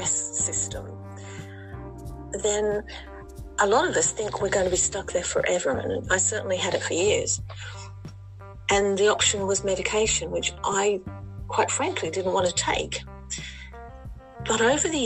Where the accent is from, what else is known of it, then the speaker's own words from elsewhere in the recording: Sydney, New South Wales, Australia; moved away as an adult; now in Letchworth Garden City, United Kingdom; I was born in Sydney, Australia, but I'm living just north of London in a place called Letchworth Garden City